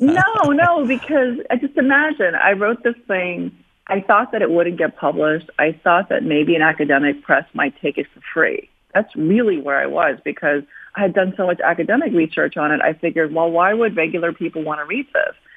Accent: New York City, New York, United States; also born or lived in South Korea; I came to the United States when I was seven years old, and my experience growing up in Queens, New York

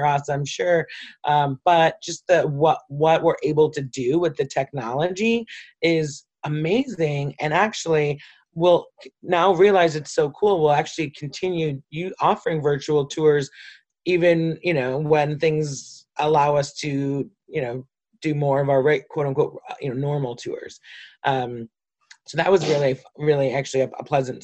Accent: Detroit, Michigan, United States; I'm a lifelong city resident, so I grew up in Detroit. I've never not lived in Detroit

